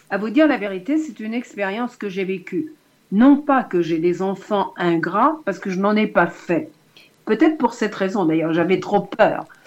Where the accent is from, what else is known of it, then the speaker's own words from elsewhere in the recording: Lyon, Auvergne-Rhône-Alpes, France; born there; car je suis née à Lyon